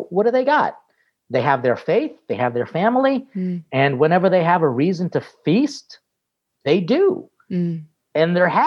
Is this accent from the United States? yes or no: no; Philippines; how food was really always present throughout because being Filipino meant that we had fiestas